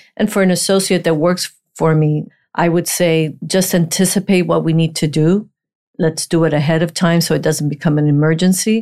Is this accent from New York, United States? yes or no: no; Miami, Florida, United States; also born or lived in Puerto Rico; I was in Miami since 1972